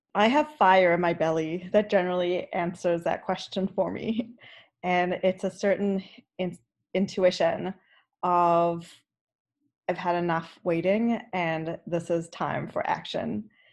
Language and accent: English; South Africa; moved away; I grew up in South Africa, and so being Orthodox was what South Africans did